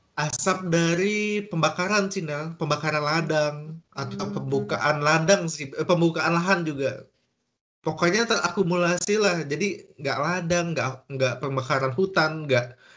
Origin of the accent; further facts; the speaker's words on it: Kalimantan, Indonesia; moved away; Aku asal dari Kalimantan.